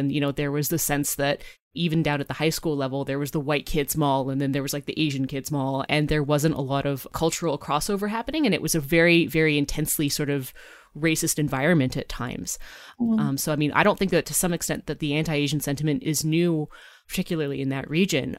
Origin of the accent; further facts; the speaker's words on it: British Columbia, Canada; when I was growing up in the West Coast, in sort of the suburbs of Vancouver.